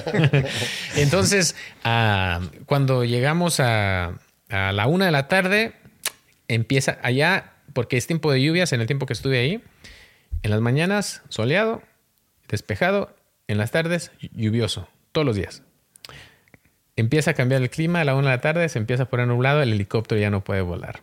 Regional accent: Mexico; yo soy mexicano

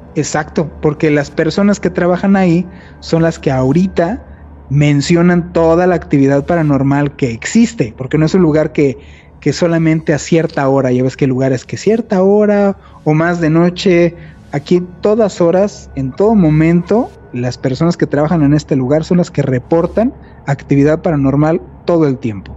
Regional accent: Mexico

